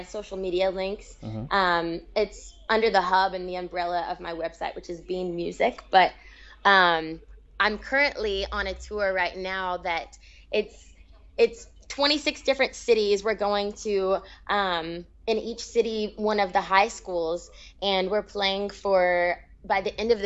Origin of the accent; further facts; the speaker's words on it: United States; being American, like it's kind of been just something that, as a kid from the United States, you grow up